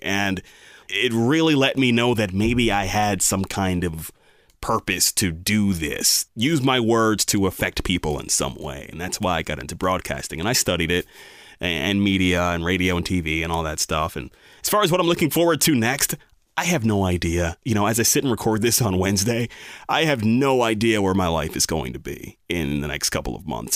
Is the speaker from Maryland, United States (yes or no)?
yes; Bel Air, Maryland, United States; I grew up in Bel Air, Maryland. My family moved here in nineteen ninety-four when I was three years old.